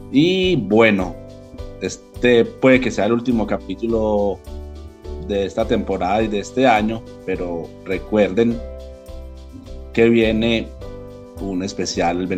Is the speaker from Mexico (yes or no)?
no; Colombia; Por el mismo tema porque somos el país del Sagrado